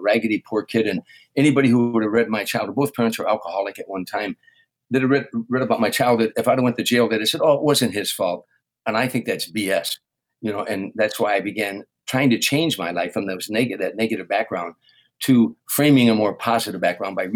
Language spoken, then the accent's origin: English; Harvey, Illinois, United States; moved away as an adult; growing up in Harvey